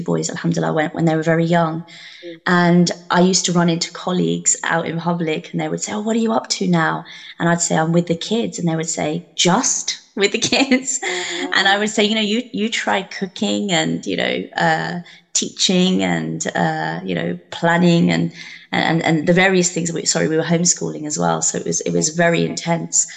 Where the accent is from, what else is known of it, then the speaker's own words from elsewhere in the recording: Luton, East of England, United Kingdom; Born and brought up in Luton, lived in Luton all my life.